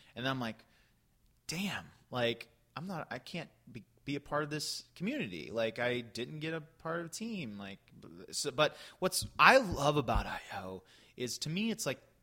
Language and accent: English; Florida, United States; There was a theater in in uh, my hometown that I jumped into around age 13.